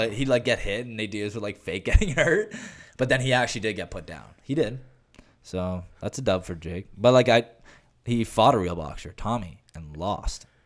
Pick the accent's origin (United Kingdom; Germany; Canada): Canada; I'm Canadian